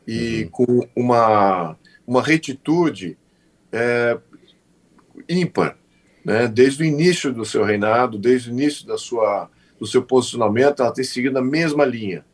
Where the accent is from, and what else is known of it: Brazil